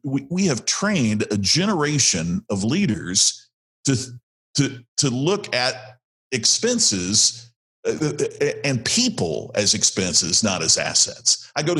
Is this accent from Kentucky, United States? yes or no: no; Indiana, United States; I'm from Indiana where we play a lot of basketball